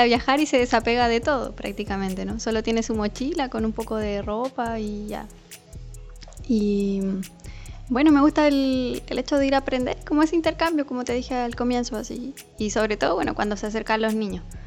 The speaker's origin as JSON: {"language": "Spanish", "country": "Chile", "tie": "born or raised there", "moved": "as an adult", "said": "yo soy de Chile"}